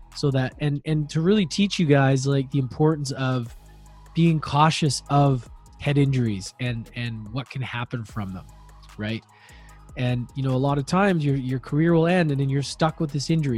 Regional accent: Edmonton, Alberta, Canada; moved away; also born or lived in Victoria, British Columbia; I was born and raised in Edmonton, but grew to, moved to the island, Vancouver Island, Victoria.

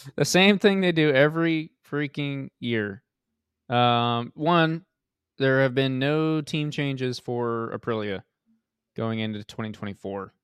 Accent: United States; as an American

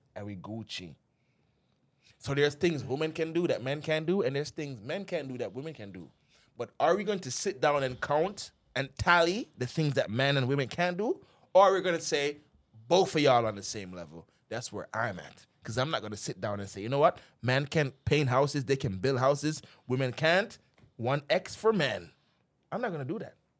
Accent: Jamaica; now in United States; we grew up in Jamaica.

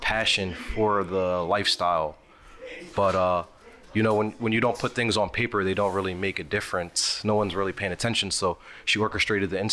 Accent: Philadelphia, Pennsylvania, United States; moved away as an adult; now in Oakland, United States; I'm originally from Philadelphia, moved to Oakland about 3 years ago

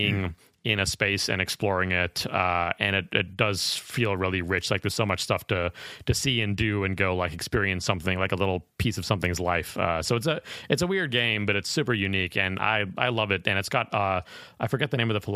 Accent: Chicago, Illinois, United States; I grew up in Chicago, but spent a lot of time in Michigan and Wisconsin

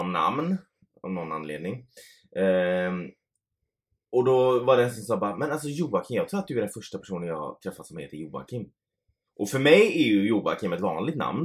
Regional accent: Gothenburg, Västra Götaland, Sweden; vi är från Göteborg

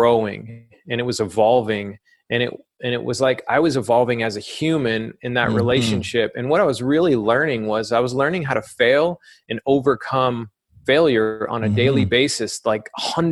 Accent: Alabama, United States; moved away; also born or lived in Florida; growing up in Alabama, I discovered skateboarding around 11, 12 years old.

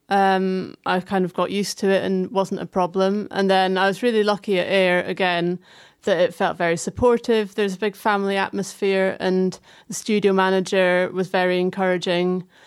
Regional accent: Fife, Scotland, United Kingdom; moved away; I grew up in Fife, um, which is just like 20 minutes south of Dundee

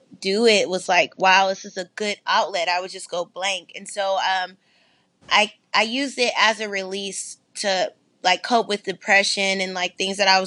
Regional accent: San Francisco, California, United States; also born or lived in Sacramento, California; I'm from San Francisco, California. I lived also in Sacramento, so I'm repping for the NorCal side

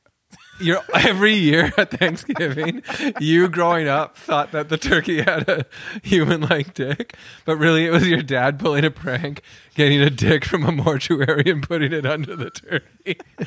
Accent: Toronto, Ontario, Canada; you're an artist comedian growing up in Toronto

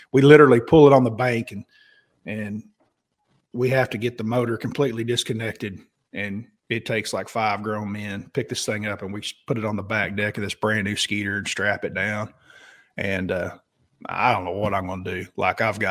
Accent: Oklahoma, United States; I was from Oklahoma.

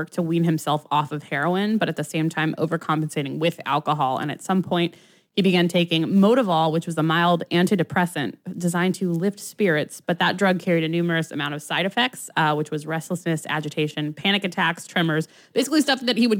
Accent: United States; We're American.

